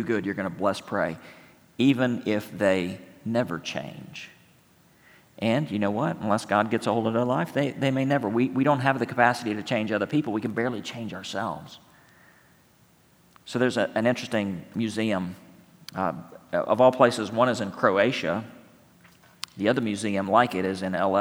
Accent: San Angelo, Texas, United States; moved away; San Angelo, Texas, my hometown

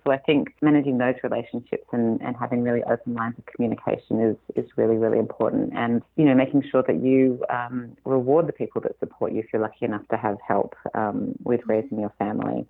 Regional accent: Australia; moved away as an adult; now in California, United States; you can probably tell from my accent that I'm not from here. I'm Australian originally and moved to California five years ago now

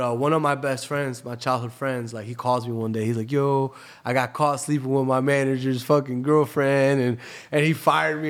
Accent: Tampa, Florida, United States; moved away as an adult; also born or lived in New Jersey / Bahrain; now in Miami, United States; I grew up in Tampa, but I, I lived all over the world. You know, I was born in New Jersey

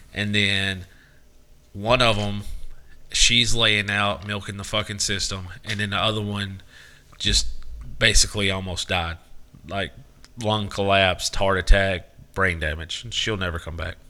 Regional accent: Southern United States, United States; a lot of Southerners think it's our idea

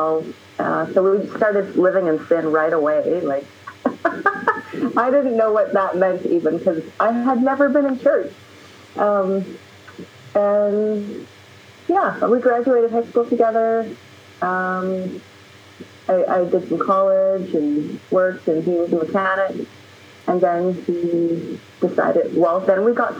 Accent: Canada; I'm Canadian

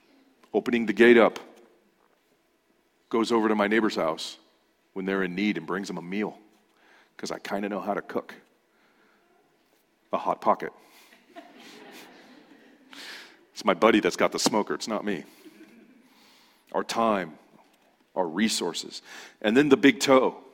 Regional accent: Ontario, California, United States; moved away; I grew up in Ontario, in the Inland Empire, and I moved out here

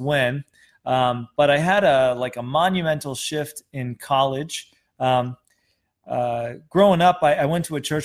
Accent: Wisconsin, United States; moved away; I'm from Wisconsin.

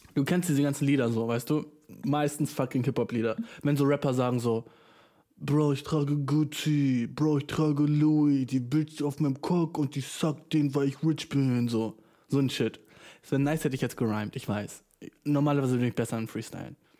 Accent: Germany; Ich bin nur schwarz, weißt du, ich bin Deutscher

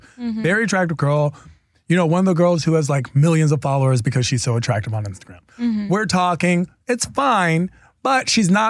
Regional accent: East Coast, United States; I'm from the East Coast

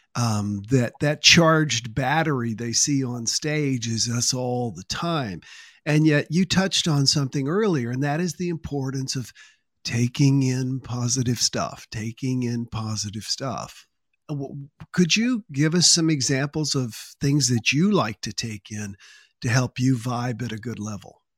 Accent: Columbia, South Carolina, United States; also born or lived in Manning, South Carolina; I was born in Manning, South Carolina, and grew up in Columbia, South Carolina.

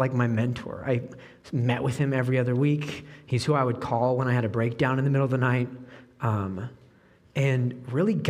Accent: Oregon, United States; moved away as an adult; now in Peoria, United States; I grew up in Oregon

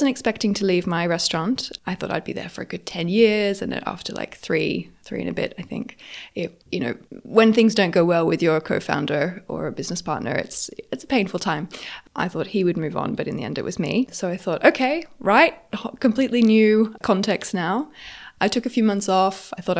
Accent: Australia; moved away as an adult; also born or lived in France / Geneva, Switzerland / London, United Kingdom; I grew up in Australia. I moved to Europe when I was 20, to France, where I did finished my bachelor and then did my master's there. I was offered a job in Switzerland, so I moved to Switzerland for a few years.

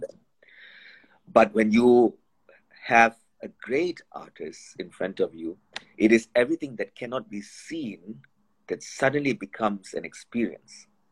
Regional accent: India; when I was growing up in India

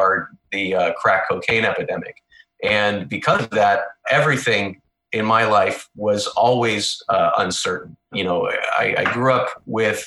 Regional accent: Missouri, United States; moved away as an adult; now in near Washington, D.C., United States; I'm from Missouri originally.

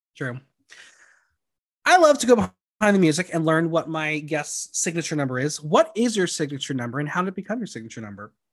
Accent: New York area, United States; I'm from the New York area

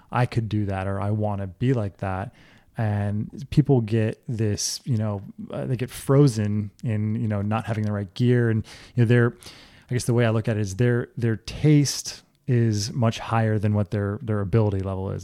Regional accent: South Florida, United States; also born or lived in Orlando, Florida; I grew up in South Florida.

